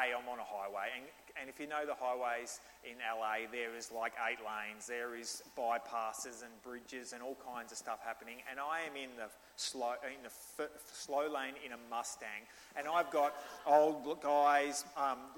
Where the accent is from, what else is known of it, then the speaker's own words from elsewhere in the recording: Australia; accent: Australian; I'm Australian, and he just thinks my accent's awesome